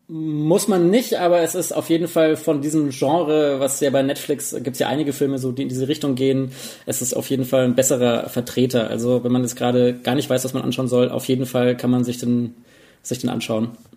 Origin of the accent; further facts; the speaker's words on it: Germany; bei uns in Deutschland